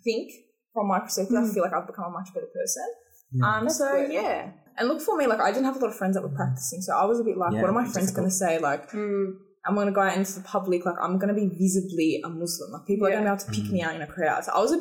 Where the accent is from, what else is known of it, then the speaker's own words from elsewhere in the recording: Australia; I am Australian. Like, I was born and raised here